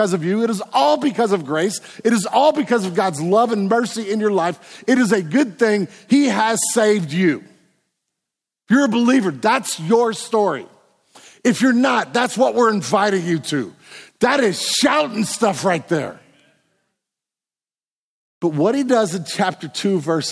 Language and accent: English; United States; we're Americans